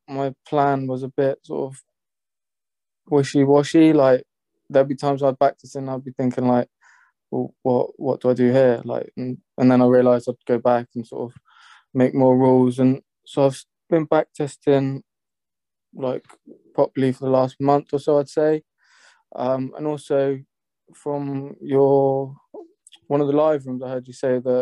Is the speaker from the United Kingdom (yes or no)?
yes; Bournemouth, South West England, United Kingdom; I'm from Bournemouth